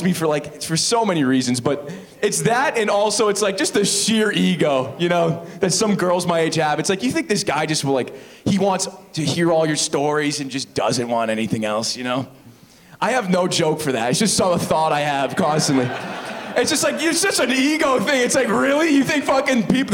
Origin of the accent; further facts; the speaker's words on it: Oakville, Ontario, Canada; I'm from Oakville.